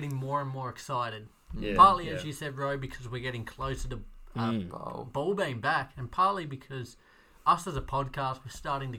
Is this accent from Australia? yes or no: yes; Tasmania, Australia; for anyone who doesn't know where Tasmania is, check it out. We are a part of Australia.